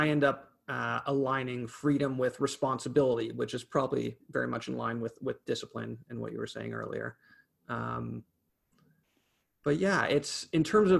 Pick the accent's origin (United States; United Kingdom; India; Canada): Canada; as a Canadian